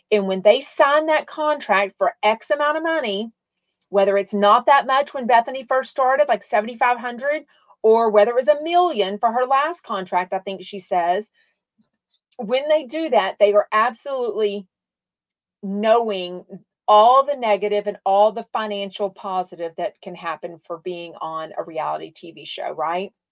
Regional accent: Australia; I'm from Australia and we used to listen to him here.

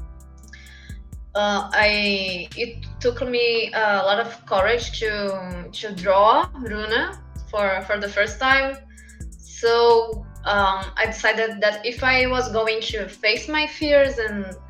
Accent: São Paulo, Brazil; English is a second language; I'm from Brazil, São Paulo

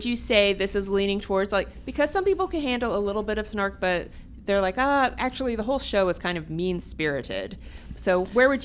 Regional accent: Louisville, Kentucky, United States; moved away; my hometown of Louisville, Kentucky.

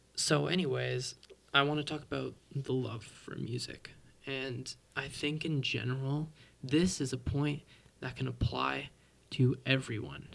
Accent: Mississauga, Ontario, Canada; I'm a drummer from Toronto, or well, technically Mississauga

